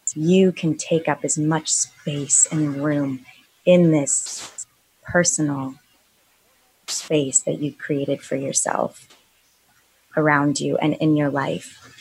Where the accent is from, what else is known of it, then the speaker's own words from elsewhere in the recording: Calabasas, California, United States; I grew up in Calabasas